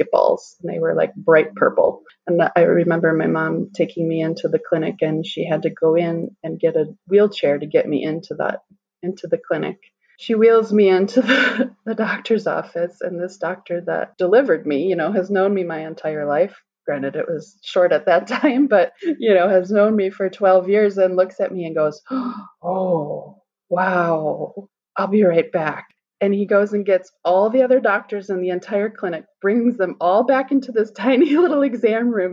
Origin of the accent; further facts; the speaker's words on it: Wisconsin, United States; moved away as an adult; also born or lived in South Carolina; I'm from Wisconsin originally and live back in Wisconsin again now